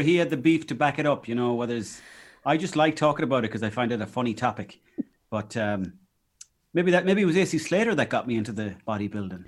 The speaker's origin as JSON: {"language": "English", "area": "Mayo", "region": "Connacht", "country": "Ireland", "tie": "born or raised there", "said": "when I was growing up in Mayo"}